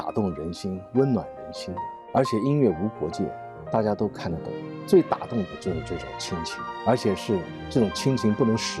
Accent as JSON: {"language": "Chinese", "country": "China", "said": "我们中国人呢，"}